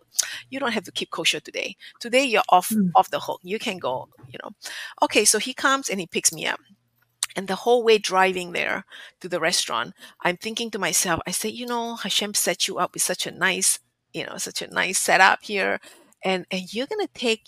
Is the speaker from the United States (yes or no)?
no; Singapore; moved away; growing up in Asia, especially in Singapore, where food is a national pastime